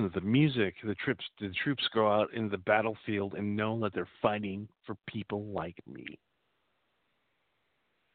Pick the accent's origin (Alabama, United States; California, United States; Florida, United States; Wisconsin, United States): Wisconsin, United States; Appleton; I'm from Wisconsin. So as you know, I grew up in Appleton, Wisconsin.